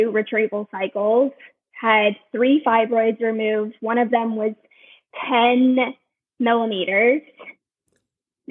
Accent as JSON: {"language": "English", "town": "Baton Rouge", "region": "Louisiana", "country": "United States", "also_born_or_lived": "New Orleans", "moved": "as an adult", "lives_now": "California, United States", "said": "Originally from Baton Rouge, and I lived in New Orleans"}